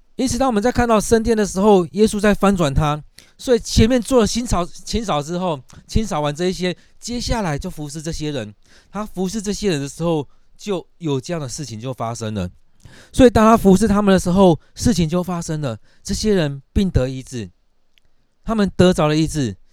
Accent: Taiwan; 我们台湾人

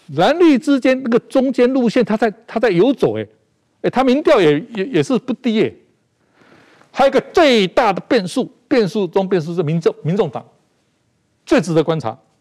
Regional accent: Taiwan; 我就是台湾人啊

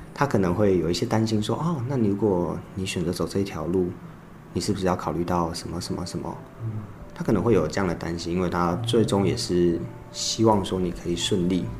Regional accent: Kinmen County, Taiwan; moved away as an adult; 我其实从小都在金门长大，那高中的时候是金门高中

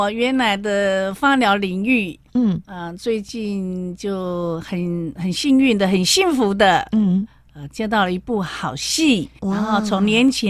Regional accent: Jiufen, New Taipei, Taiwan; 我在一个九份那个矿工的家庭长大。

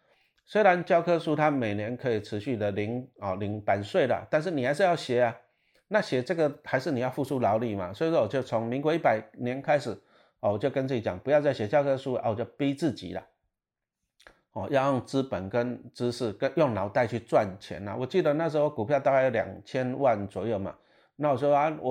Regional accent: Taiwan; 我们台湾人很喜欢仇富，其实这个我不喜欢。

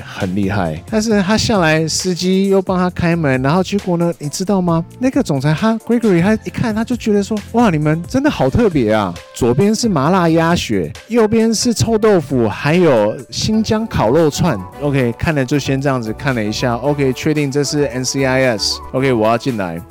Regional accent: Taiwan; also born or lived in United States; 我们台湾人其实还是有很多很多所谓的bilingual或者是trilingual的这种人群在

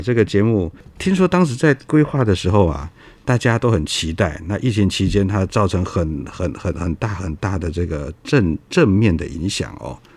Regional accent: Kaohsiung, Taiwan; 我是高雄人

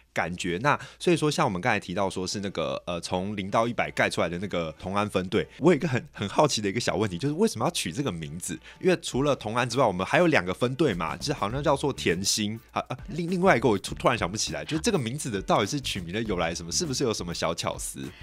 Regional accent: Taiwan; 我们台湾人

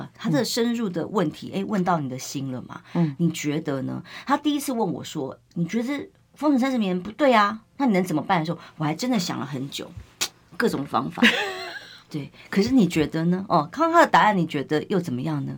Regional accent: Taiwan; 我们台湾人

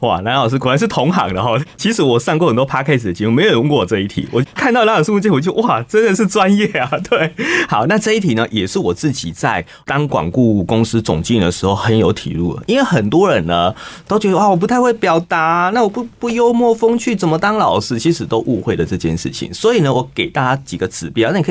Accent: Taiwan; 我们台湾话也常这样讲

